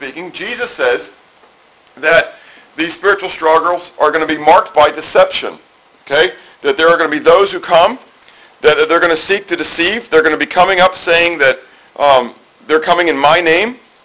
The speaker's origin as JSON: {"language": "English", "country": "United States", "said": "as American Christians"}